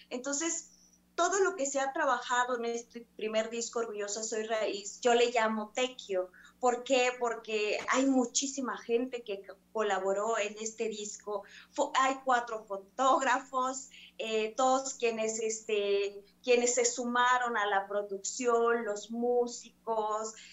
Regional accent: Mexico; first language Mixe; Spanish is a second language; estoy cantando en mi mi lengua materna, en náhuatl, en maya, en seco y en zapoteco. Y justamente creo que eso es para poder fortalecer las lenguas de, de, nuestro México, de nuestro país.

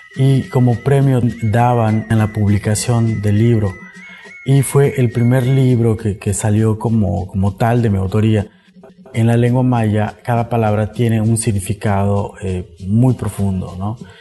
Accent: Peto, Yucatán, Mexico; first language Yucatec Maya; Spanish is a second language; soy escritor maya. La lengua maya fue mi lengua materna. Eh, fue al acudir a la escuela, a la primaria, que aprendí a hablar español

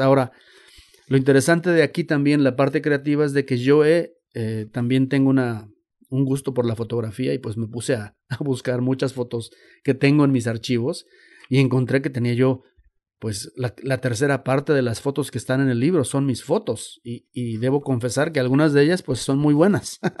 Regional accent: Xalapa, Veracruz, Mexico; now in United States; yo no soy chicano, soy de Jalapa, Veracruz

